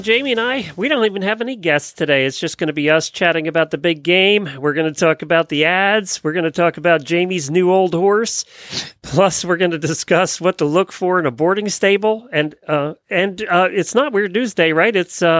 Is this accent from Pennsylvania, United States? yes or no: yes; near Philadelphia, Pennsylvania, United States; now in Ocala, United States; I grew up near Philadelphia. You know, we were not too far from Philadelphia.